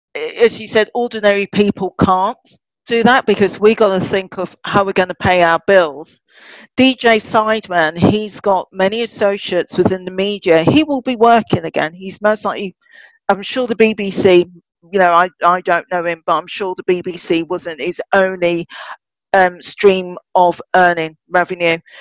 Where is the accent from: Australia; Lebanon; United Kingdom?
United Kingdom; Birmingham, West Midlands; born and bred in Birmingham